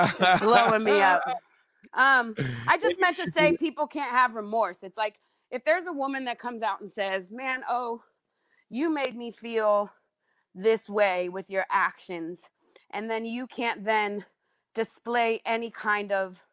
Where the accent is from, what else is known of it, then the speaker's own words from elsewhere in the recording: Denver, Colorado, United States; now in Southern United States; I came down from Denver to the South and they call me a Northerner down here.